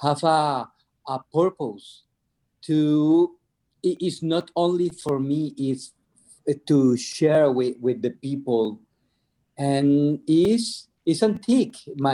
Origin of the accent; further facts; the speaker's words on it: Venezuela; I'm from Venezuela